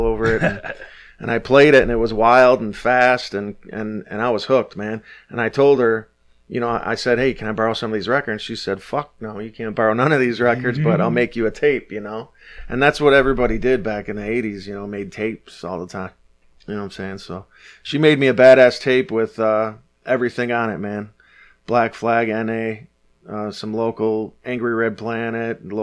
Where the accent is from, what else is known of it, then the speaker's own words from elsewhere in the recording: Detroit, Michigan, United States; But I grew up in Detroit. I grew up at Six Mile